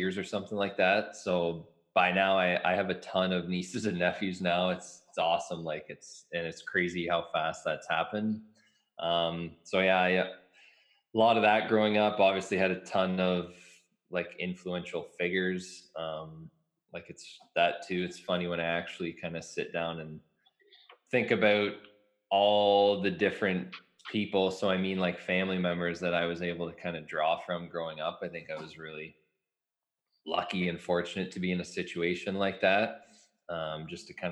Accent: Mitchell, Ontario, Canada; also born or lived in London, Ontario; now in Lucan, Canada; I grew up in Mitchell, Ontario

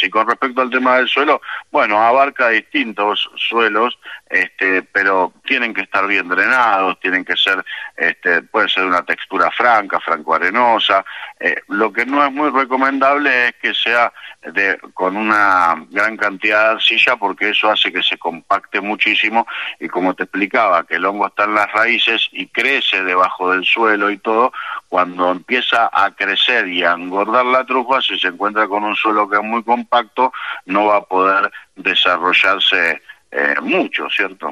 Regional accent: Buenos Aires Province, Argentina; moved away; Yo soy nacido acá en el Gran Buenos Aires, en la zona norte

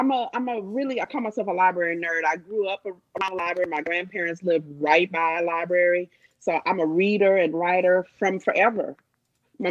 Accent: Jamaica; I'm a Jamaican.

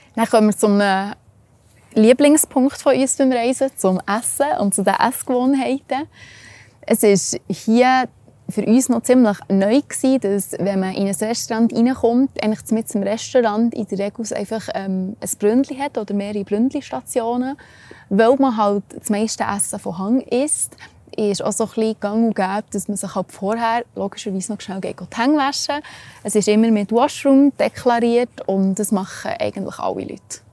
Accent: Switzerland; bei uns in der Schweiz

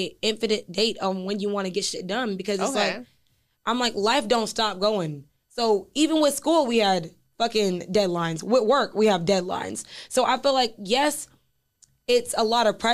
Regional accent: Midwest, United States; I'm from the Midwest too

